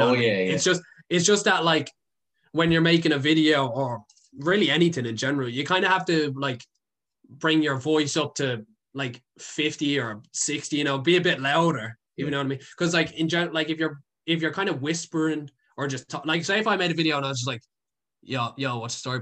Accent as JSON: {"language": "English", "town": "Dublin", "region": "Leinster", "country": "Ireland", "said": "I'm a city boy. I don't think I could leave Dublin"}